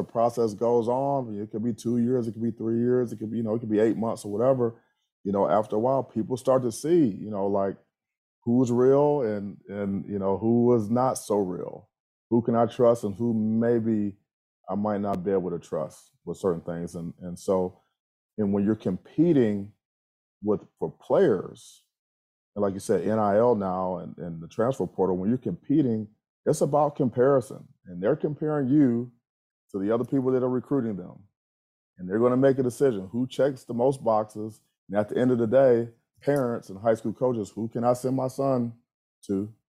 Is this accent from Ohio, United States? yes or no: yes; Ohio, United States; I'm from Ohio.